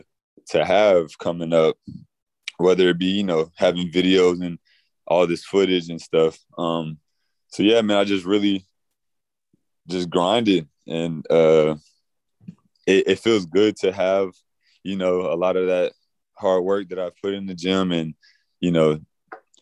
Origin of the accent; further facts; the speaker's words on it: Douglasville, Georgia, United States; moved away as an adult; also born or lived in Lafayette, Louisiana / Pensacola, Florida / South Carolina; now in Lakeland, United States; I grew up in Douglasville, Georgia, like Villa Rica, Douglasville, Georgia area.